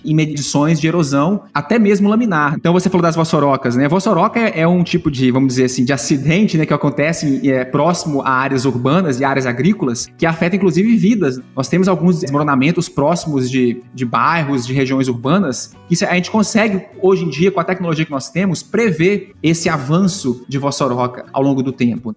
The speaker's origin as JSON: {"language": "Portuguese", "town": "Uberlândia", "region": "Minas Gerais", "country": "Brazil", "tie": "born or raised there", "moved": "as an adult", "lives_now": "Columbia, United States", "said": "eu nasci é, na cidade de Patos de Minas, em Minas Gerais, próximo da região de Uberlândia, Triângulo Mineiro ali, né? E fui criado em Uberlândia."}